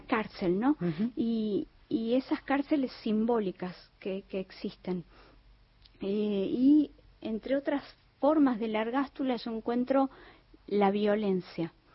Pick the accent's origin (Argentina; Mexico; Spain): Argentina; Tucumán; yo como tucumana